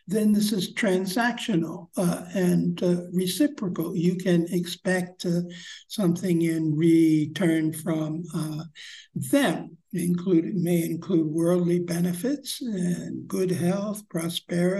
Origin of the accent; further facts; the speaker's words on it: United States; growing up in American society